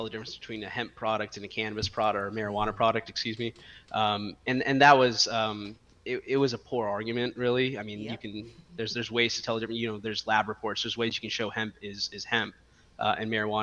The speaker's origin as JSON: {"language": "English", "region": "Texas", "country": "United States", "tie": "born or raised there", "said": "I'm born and raised in Texas"}